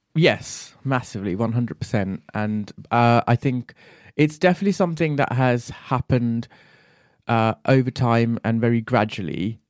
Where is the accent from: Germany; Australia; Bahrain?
Bahrain; moved away; also born or lived in Sri Lanka; I was born and raised in Bahrain and, uh, my parents are from Sri Lanka, so I grew up between those two countries.